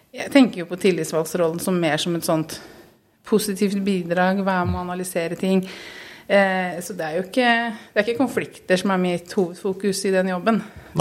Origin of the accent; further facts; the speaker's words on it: Halden, Østfold, Norway; moved away as an adult; also born or lived in Oslo; now in Skien, Norway; opprinnelig er jeg haldenser